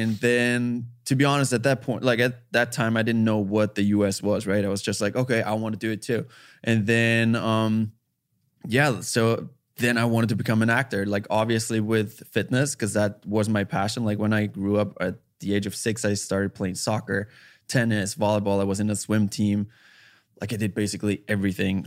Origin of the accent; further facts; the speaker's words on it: Austria; English is a second language; moved away as an adult; now in United States; I'm from Austria